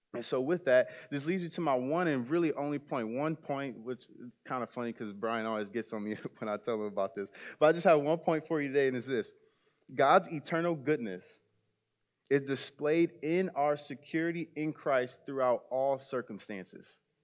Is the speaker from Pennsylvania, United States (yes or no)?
no; South Bend, Indiana, United States; I grew up in South Bend, Indiana